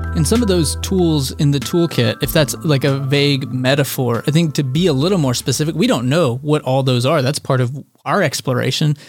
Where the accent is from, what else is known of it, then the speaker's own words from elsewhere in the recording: Texas, United States; I was born and raised in Texas